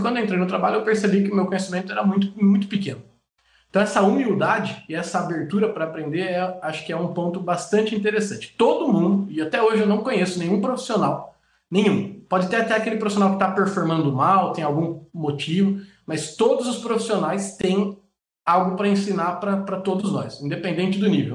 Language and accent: Portuguese; Jundiaí, São Paulo, Brazil; moved away as an adult; also born or lived in Andirá / São José dos Campos / Camaçari; Eu sou é, nascido em São Paulo, é, minha família se mudou para Jundiaí, cresci em Jundiaí